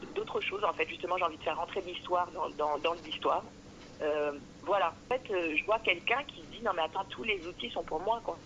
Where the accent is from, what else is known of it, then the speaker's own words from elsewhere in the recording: France; je suis française depuis vraiment plusieurs siècles